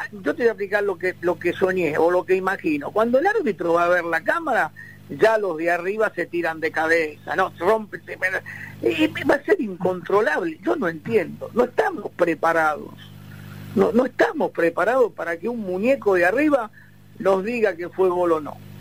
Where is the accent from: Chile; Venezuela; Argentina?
Argentina